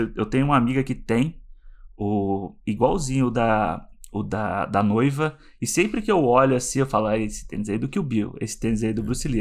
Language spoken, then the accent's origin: Portuguese; Rio de Janeiro, Brazil; now in Vancouver, Canada; sou carioca, relações públicas